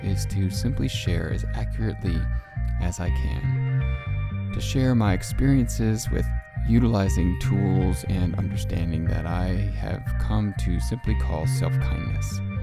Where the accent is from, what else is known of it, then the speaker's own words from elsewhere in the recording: Connecticut, United States; moved away; I grew up in Connecticut, and as a Connecticut Yankee